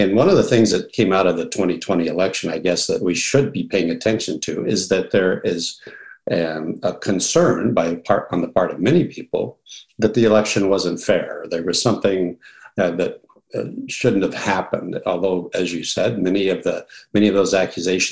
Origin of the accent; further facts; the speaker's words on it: Washington, United States; Whenever I introduce myself and say I'm from Washington, of course, Washington State, I usually follow that up by saying not Seattle.